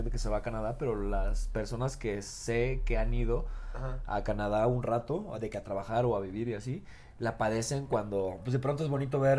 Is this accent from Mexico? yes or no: yes; Mexico